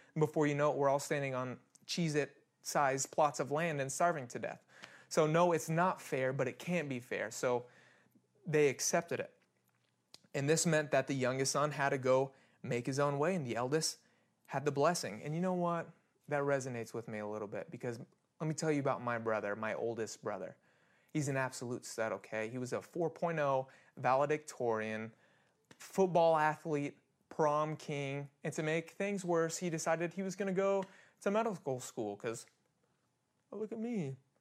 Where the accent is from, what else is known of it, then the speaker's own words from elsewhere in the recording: Kansas, United States; I'm born and raised in Kansas